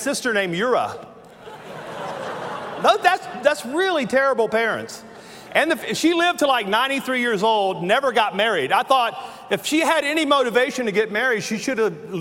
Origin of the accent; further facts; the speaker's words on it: Louisiana, United States; accent: Southern; I was born in the bayou in Louisiana